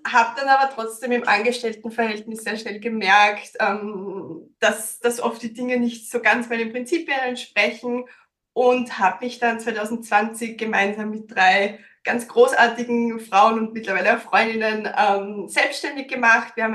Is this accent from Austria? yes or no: yes; Styria, Austria; now in Vienna, Austria; Ich bin ursprünglich aus der Steiermark, bin vor zehn Jahren nach Wien gekommen, deswegen auch teilweise so ein bisschen ein Dialektmischmasch